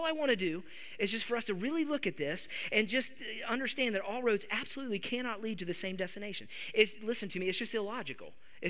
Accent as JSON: {"language": "English", "region": "West Virginia", "country": "United States", "said": "Like, of course, I mean, that's how I grew up. I'm from West Virginia."}